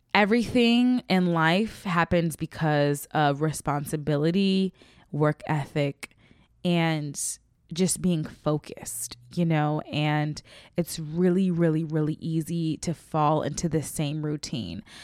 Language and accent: English; Midwest, United States; now in Los Angeles, United States; I'm from the Midwest